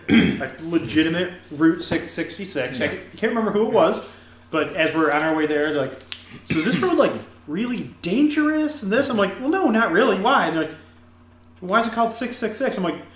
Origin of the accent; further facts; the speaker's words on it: Cattaraugus, New York, United States; Tom, that was Tom with East Ottawa. I was a little further to Cattaraugus. A little bit further.